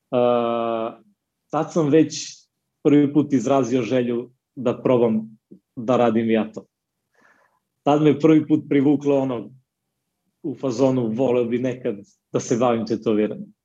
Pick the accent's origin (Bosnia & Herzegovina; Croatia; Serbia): Serbia; Niš, Nišava District; dolazim iz Niša, u kom živim i radim.